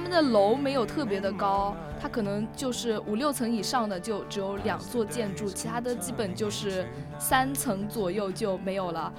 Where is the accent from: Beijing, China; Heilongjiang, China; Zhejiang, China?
Zhejiang, China; Wenzhou; 我跟我室友都来自浙江温州